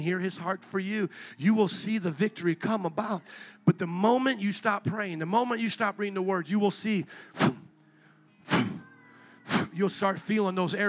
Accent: Indiana, United States; I'm from Indiana

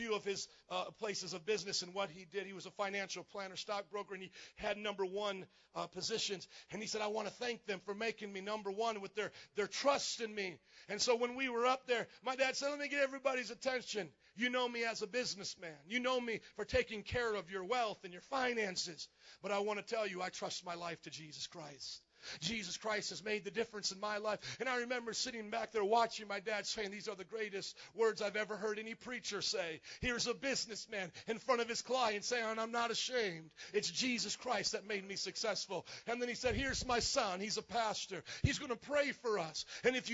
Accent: Fort Wayne, Indiana, United States; moved away as an adult; also born or lived in New Orleans; now in Chicago, United States; I grew up in Fort Wayne, Indiana, where there was nobody Polish

